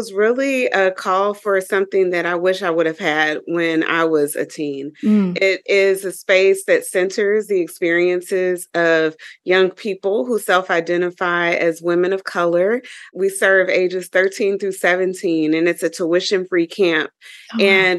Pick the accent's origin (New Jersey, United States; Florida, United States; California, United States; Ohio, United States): Ohio, United States; Dayton; my experience growing up in Dayton, Ohio as a young African-American girl, and some of the experiences I would have.